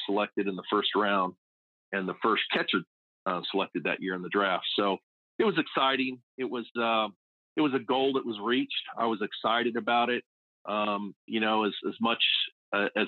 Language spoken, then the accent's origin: English; San Diego, California, United States; moved away as an adult; also born or lived in Fayetteville; I grew up in Southern California. And I was born and raised out there and lived the majority of my life down in the San Diego area